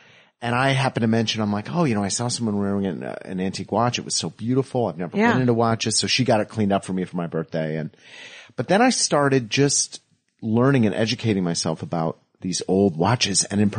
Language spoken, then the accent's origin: English; Evanston, Illinois, United States; We grew up together in Evanston, Illinois.